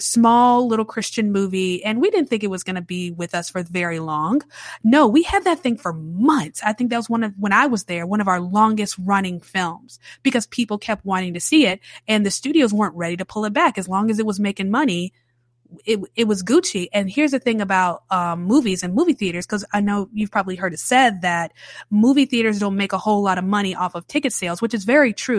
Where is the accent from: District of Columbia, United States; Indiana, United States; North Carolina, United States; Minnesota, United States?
North Carolina, United States; Charlotte; now in New Orleans, United States; I grew up in Charlotte, North Carolina